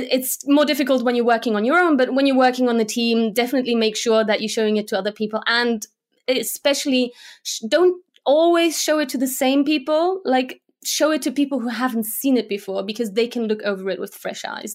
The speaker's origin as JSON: {"language": "English", "country": "Germany", "tie": "born or raised there", "also_born_or_lived": "Slovakia / United Kingdom", "first_language": "Slovak", "second_language": "English", "moved": "as an adult", "lives_now": "Munich, Germany", "said": "we moved to Germany, and I grew up there"}